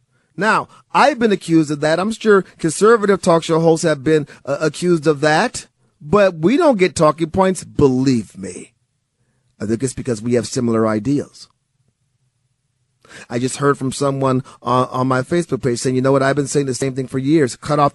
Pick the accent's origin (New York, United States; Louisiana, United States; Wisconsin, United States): Wisconsin, United States; Milwaukee; I grew up in Milwaukee, Wisconsin. My parents are from Mississippi.